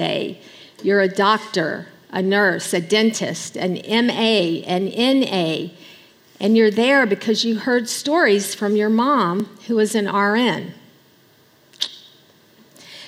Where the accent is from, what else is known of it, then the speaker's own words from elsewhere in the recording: Alexandria, Louisiana, United States; moved away as an adult; also born or lived in Bangladesh; I come from Louisiana, born and raised until the day Richard and I left for Bangladesh.